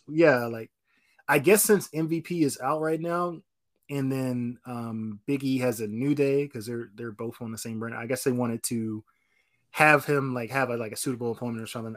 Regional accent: North Carolina, United States; I'm from North Carolina too

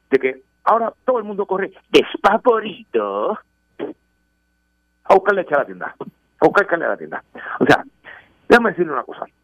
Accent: Puerto Rico; como buen puertorriqueño

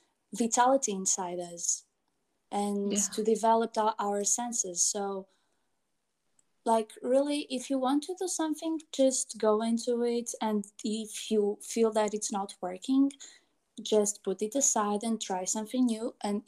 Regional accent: Portugal; since I grew up in Portugal, which was not my mother country

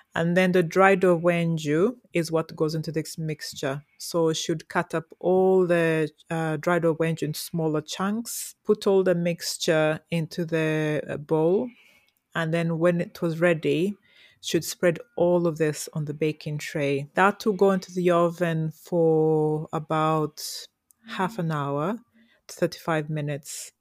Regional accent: Toro, Western Region, Uganda; grew up in Toro, the beautiful Toro.

